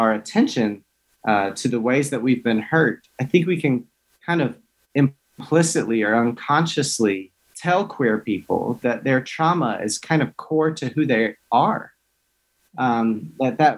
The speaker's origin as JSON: {"language": "English", "town": "Hickory", "region": "North Carolina", "country": "United States", "tie": "born or raised there", "moved": "as an adult", "said": "I grew up very rural in Hickory, North Carolina, so rural Baptist"}